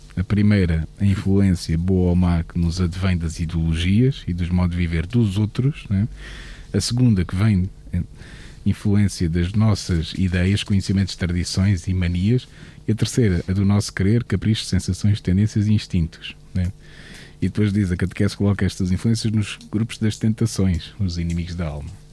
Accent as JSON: {"language": "Portuguese", "country": "Portugal", "said": "somos portugueses"}